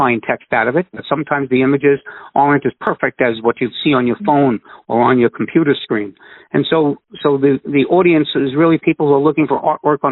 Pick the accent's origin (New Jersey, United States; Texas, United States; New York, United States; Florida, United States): New York, United States; I'm from New York